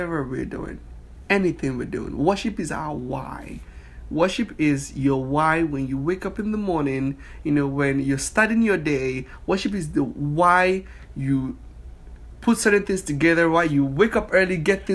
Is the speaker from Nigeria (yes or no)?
yes; Nigeria; moved away as an adult; now in United States; I'm from Nigeria, West Africa.